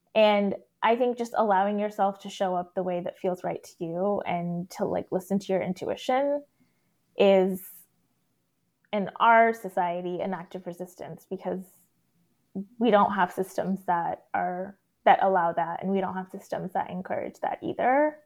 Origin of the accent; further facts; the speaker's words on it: Texas, United States; growing up in Texas as a non-Christian, non-white person